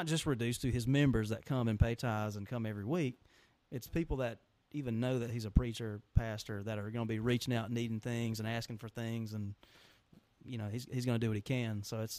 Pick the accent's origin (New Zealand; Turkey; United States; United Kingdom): United States; Cedartown, Georgia; I'm from Cedartown. I graduated from Cedartown High School in 2011.